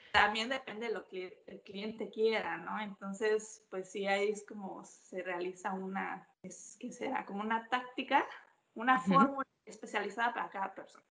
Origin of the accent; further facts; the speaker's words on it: Mexico City, Mexico; moved away as an adult; also born or lived in Milan, Italy; now in Auckland, New Zealand; soy de la Ciudad de México, pero igual, como decías, vivo en Auckland desde hace casi cuatro años